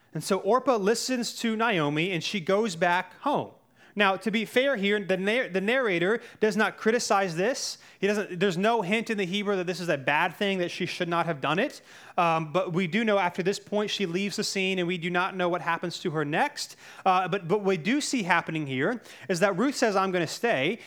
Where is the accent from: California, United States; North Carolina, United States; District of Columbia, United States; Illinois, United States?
North Carolina, United States; I grew up in North Carolina